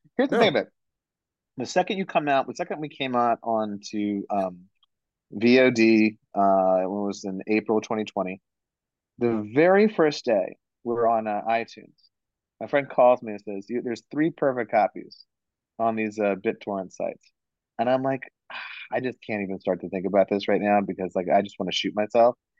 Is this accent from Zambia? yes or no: no; India; I'm Indian